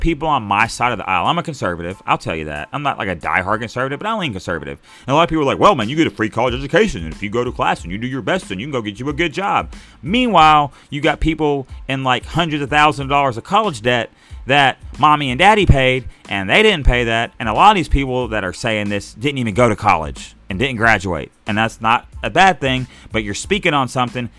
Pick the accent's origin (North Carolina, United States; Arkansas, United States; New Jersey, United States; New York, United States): Arkansas, United States; I'm from Arkansas